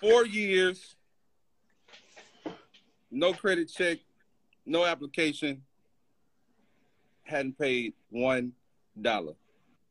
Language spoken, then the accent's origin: English; Alabama, United States; I'm from Alabama, bro. I'm from Alabama.